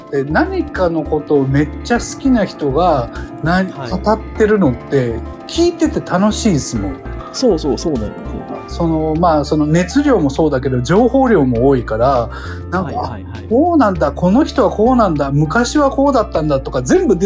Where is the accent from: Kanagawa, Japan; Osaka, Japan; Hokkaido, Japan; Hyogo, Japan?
Osaka, Japan; born or raised there